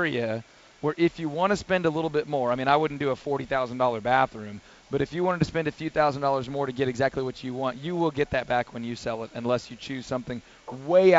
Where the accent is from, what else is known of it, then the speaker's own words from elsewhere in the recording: Houston, Texas, United States; I grew up in Northwest Houston, I-45, 1960 area, where I remember snow one time in my entire youth